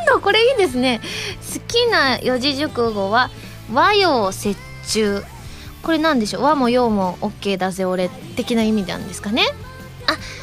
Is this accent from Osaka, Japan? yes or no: yes; Osaka, Japan